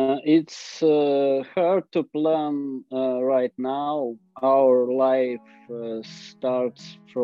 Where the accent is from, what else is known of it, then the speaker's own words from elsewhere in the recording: Mariupol, Donetsk Oblast, Ukraine; moved away as an adult; my hometown, where I had lived for 45 years.